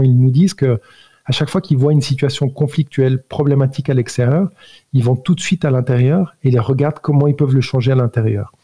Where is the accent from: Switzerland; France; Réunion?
Switzerland; also born or lived in Italy; je suis né italien, homme en Suisse, d'éducation catholique